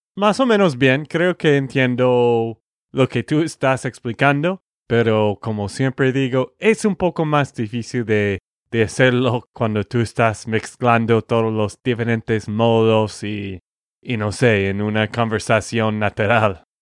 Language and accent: Spanish; Texas, United States; de Texas, Estados Unidos.